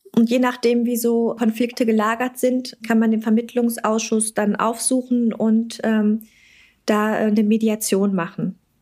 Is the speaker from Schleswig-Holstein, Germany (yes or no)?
no; North Rhine-Westphalia, Germany; bei uns in NRW